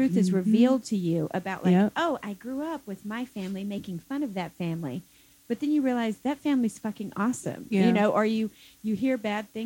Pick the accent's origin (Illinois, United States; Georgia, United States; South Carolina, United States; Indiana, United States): South Carolina, United States; moved away as an adult; now in Michigan, United States; I'm from South Carolina